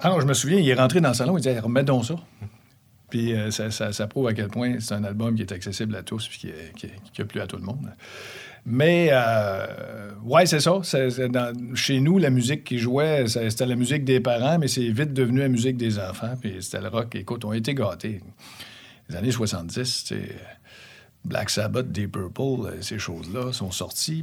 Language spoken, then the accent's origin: French; Quebec City, Quebec, Canada; now in Saint-Bruno, Canada; Juste l'autre bord du PEPS de l'Université Laval, sur le chemin Sainte-Foy